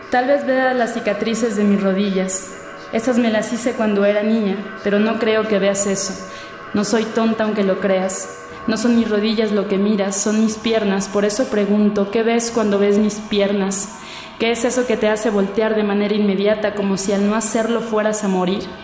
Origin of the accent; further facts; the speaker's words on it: Naucalpan de Juárez, State of Mexico, Mexico; born there; now in Mexico City, Mexico; tengo 25 años, nací en el Estado de México, en Aucalpan de Juárez, pero actualmente radico en la Ciudad de México, en la Gustavo Madero.